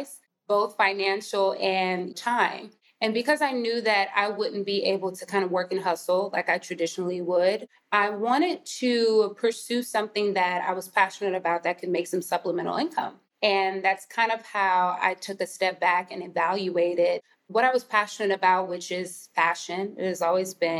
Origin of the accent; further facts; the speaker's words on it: Houston, Texas, United States; also born or lived in San Antonio, Texas; I'm first gen Nigerian American, born and raised in Houston, Texas